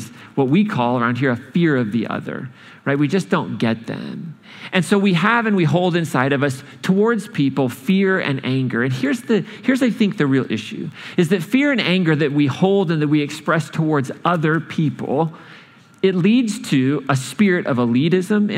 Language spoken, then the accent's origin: English; Boston, Massachusetts, United States; I'm from Boston